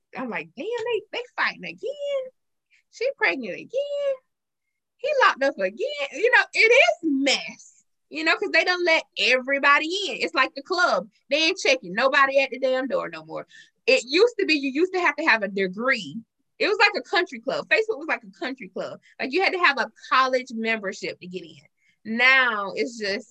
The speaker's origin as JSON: {"language": "English", "town": "Marion", "region": "the South", "country": "United States", "tie": "born or raised there", "said": "I'm born and raised in Marion all my life."}